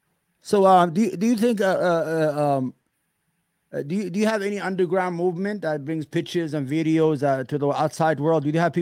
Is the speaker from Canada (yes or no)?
no; Yemen; now in United States; Yeah, I was born in a house, you know, I'm from Yemen